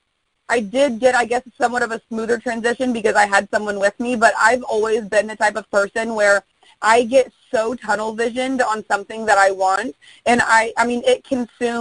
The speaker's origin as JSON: {"language": "English", "town": "Indianapolis", "region": "Indiana", "country": "United States", "moved": "yes", "said": "I'm originally from Indianapolis, Indiana, and I go back home every 4 or 5 months"}